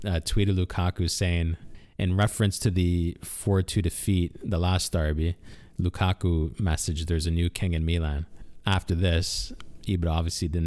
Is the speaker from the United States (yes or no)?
no; Canada; we're from Canada